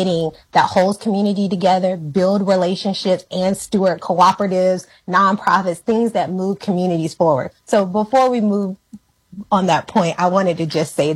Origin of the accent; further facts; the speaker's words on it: Ahoskie, North Carolina, United States; also born or lived in California; now in Atlanta, United States; So I'm from that small town. It is known for having a history of free people of color. So I think it's an interesting town. I didn't know how interesting it was until I moved out, but I grew up there